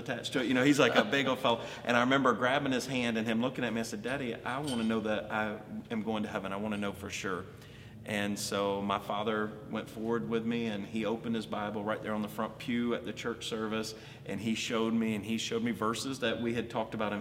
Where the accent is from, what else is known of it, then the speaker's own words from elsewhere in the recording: Alabama, United States; also born or lived in Columbus, Georgia; now in Baltimore, United States; I was born and raised in Alabama.